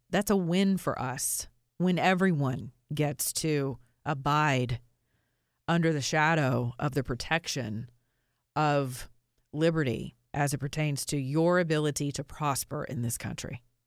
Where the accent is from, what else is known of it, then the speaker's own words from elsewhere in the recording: Georgia, United States; I'm from Georgia